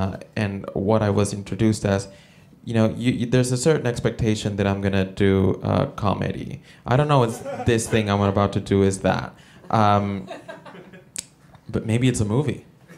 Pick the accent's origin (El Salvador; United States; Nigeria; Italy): El Salvador; No, I'm not American. I'm originally from El Salvador.